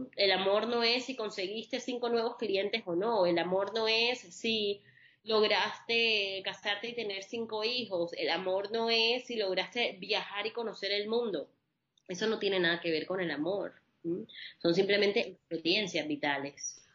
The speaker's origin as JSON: {"language": "Spanish", "town": "Barranquilla", "region": "Atlántico", "country": "Colombia", "tie": "born or raised there", "said": "colombo-libanesa, nacida en la costa caribe colombiana, en Barranquilla, y siempre crecí en un hogar mixto"}